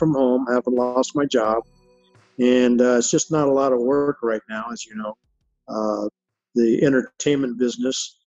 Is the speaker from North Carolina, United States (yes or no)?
no; Phoenix, Arizona, United States; I was born and raised here in Phoenix, Arizona, and grew up downtown